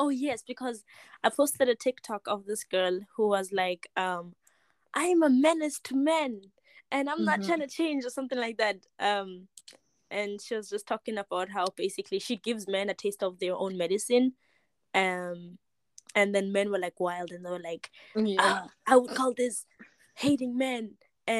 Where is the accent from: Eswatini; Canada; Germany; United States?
Eswatini; moved away; I'm from Yeah. Eswatini.